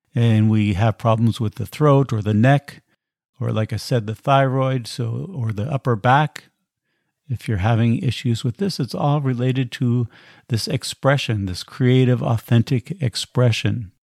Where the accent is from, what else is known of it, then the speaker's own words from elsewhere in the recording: United States; moved away as an adult; I was born in America and have been outside of the country now for about twenty years traveling around